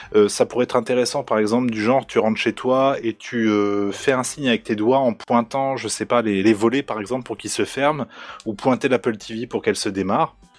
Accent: Normandy, France; now in East of France, France; je viens de Normandie

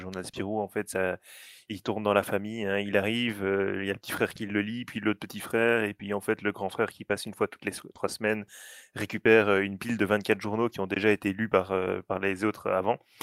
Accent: Belgium; je suis belge

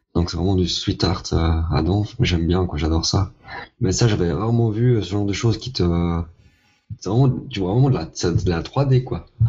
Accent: Vevey, Vaud, Switzerland; chez nous à Vevey

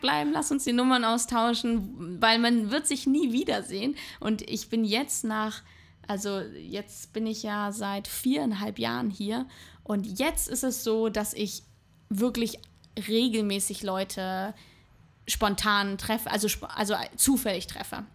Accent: Hamburg, Germany; moved away as an adult; now in Berlin, Germany; nach Hamburg möchte ich nicht zurück, weil das einfach meine Heimat ist

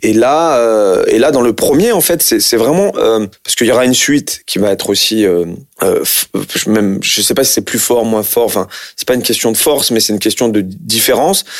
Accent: France; je suis d'origine algérienne. Et puis, en plus, j'ai grandi en France, je suis né en France

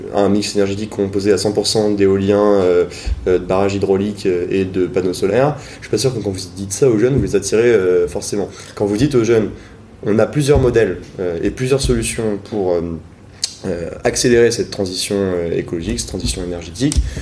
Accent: Rennes, Brittany, France; also born or lived in Paris; je suis originaire donc de Rennes.

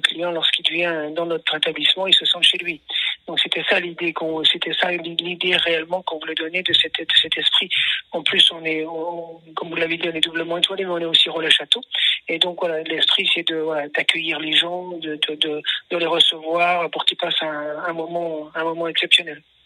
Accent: Brittany, France; moved away as an adult; also born or lived in Mediterranean coast; j'ai grandi en Bretagne

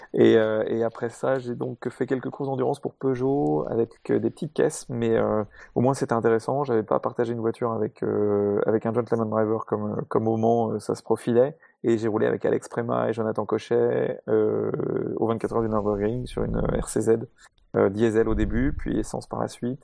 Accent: Paris, Île-de-France, France; moved away as an adult; now in south of France, France; je suis né à Paris, grandi à Paris jusqu'à l'âge de 33 ans. J'habite maintenant dans le sud de la France

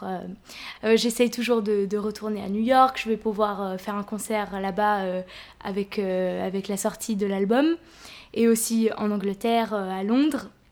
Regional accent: France; en tant que française

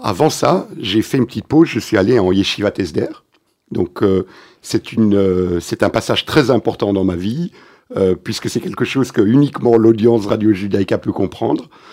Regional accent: Antwerp, Flanders, Belgium; French is a second language; now in Brussels, Belgium; je viens de la communauté juive d'Anvers

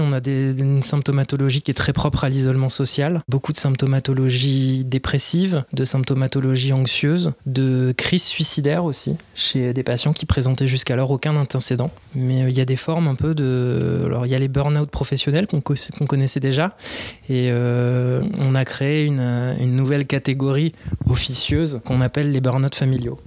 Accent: Paris, Île-de-France, France; je suis parisien

